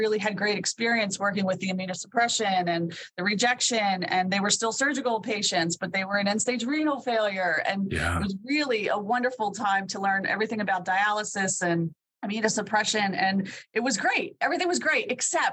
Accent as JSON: {"language": "English", "region": "Pennsylvania", "country": "United States", "tie": "born or raised there", "said": "I found St. Francis in Loretto, Pennsylvania, my home state"}